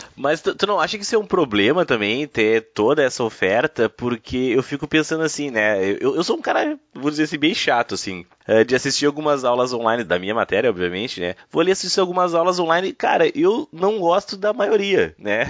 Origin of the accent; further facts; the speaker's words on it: Porto Alegre, Rio Grande do Sul, Brazil; Porque nós somos aqui de Porto Alegre